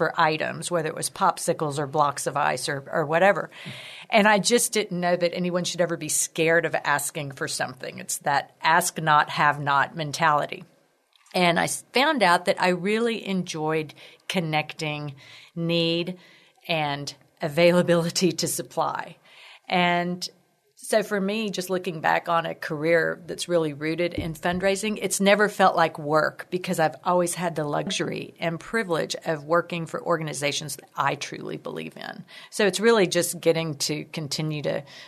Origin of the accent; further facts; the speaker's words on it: Corpus Christi, Texas, United States; moved away as an adult; now in San Antonio, United States; was born and raised in Corpus Christi